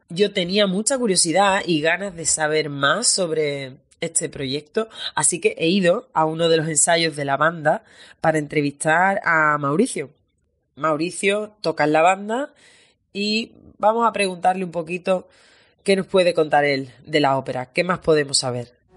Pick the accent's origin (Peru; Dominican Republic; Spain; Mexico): Spain; Andalusia; moved away as an adult; now in Berlin, Germany; Soy andaluza, vivo aquí desde hace ya unos años